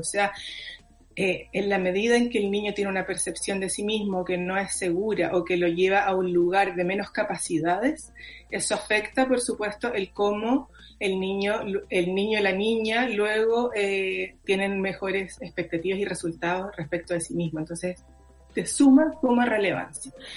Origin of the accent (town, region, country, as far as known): Chile